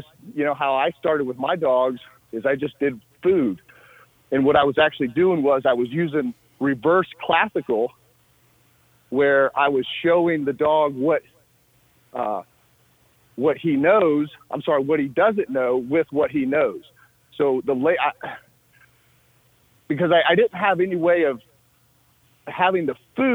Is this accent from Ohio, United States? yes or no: yes; Northwest Ohio, United States; I grew up in Northwest Ohio